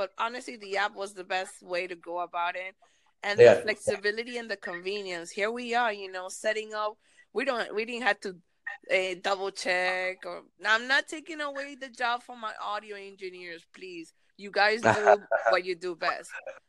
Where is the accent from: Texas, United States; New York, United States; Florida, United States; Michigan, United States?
Florida, United States; Miami; I want to do it in Spanish and English, or Spanglish, because I'm from Miami. My Miami people understand this.